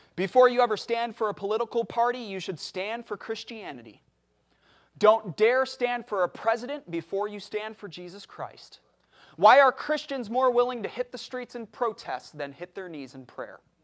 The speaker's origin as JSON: {"language": "English", "country": "United States", "said": "I am an American. I know I don't look it, but I am an American"}